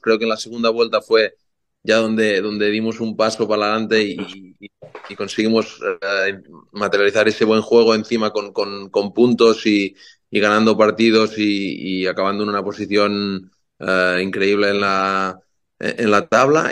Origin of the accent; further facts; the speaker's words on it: Banyoles, Catalonia, Spain; moved away as an adult; now in United States; yo de niño siempre de niño ahí creciendo en Bañolas, en mi pueblo